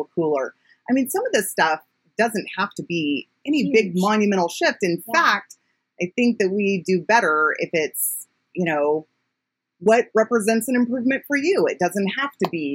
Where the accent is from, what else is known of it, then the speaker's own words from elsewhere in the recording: United States; as an American